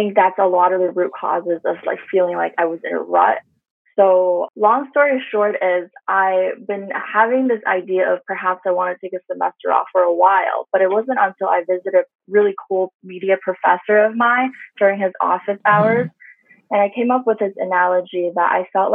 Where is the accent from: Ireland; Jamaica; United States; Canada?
Canada; being like Asian Canadian, being Chinese Canadian